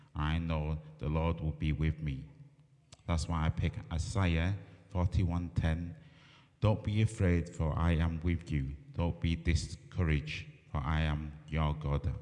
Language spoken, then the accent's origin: English; Barrow-in-Furness, North West England, United Kingdom; also born or lived in Hong Kong; I moved to Barrow when I was five months old. I've been here, well, most of my life.